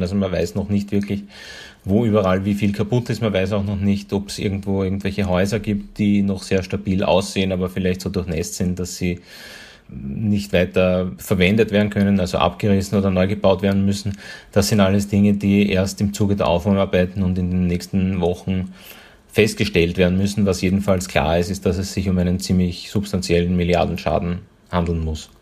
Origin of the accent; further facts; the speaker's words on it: Austria; hier bei uns in Österreich